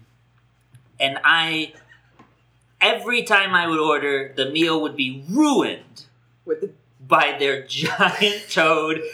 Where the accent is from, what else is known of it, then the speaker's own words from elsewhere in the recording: the North, United States; moved away; I grew up in the North